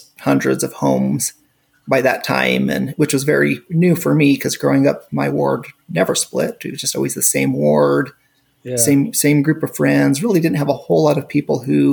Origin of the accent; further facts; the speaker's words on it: Tooele, Utah, United States; also born or lived in Murray, Utah / Argentina; now in Stansbury Park, United States; I actually grew up in Tooele. So my parents moved there when I was about 2 months old